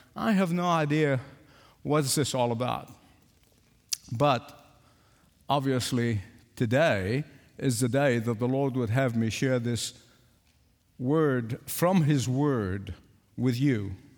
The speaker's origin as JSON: {"language": "English", "region": "England", "country": "United Kingdom", "accent": "English", "said": "I pronounce Isaiah the English way, not the American way"}